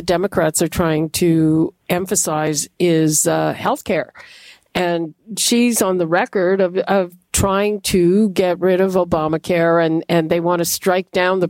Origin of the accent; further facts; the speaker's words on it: Canada; as a Canadian